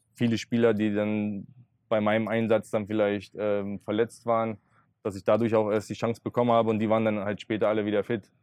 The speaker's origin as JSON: {"language": "German", "region": "Berlin", "country": "Germany", "tie": "born or raised there", "said": "weiter bei meinen Eltern noch wohnen, ähm, war in meiner Heimatstadt"}